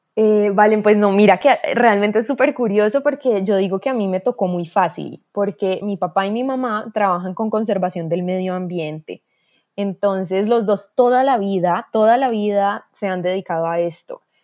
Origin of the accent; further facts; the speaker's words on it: Cali, Valle del Cauca, Colombia; soy de Cali, Colombia